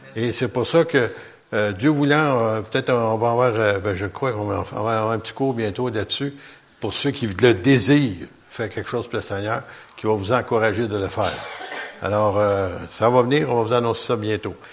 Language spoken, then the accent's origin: French; Quebec, Canada; on est des Québécois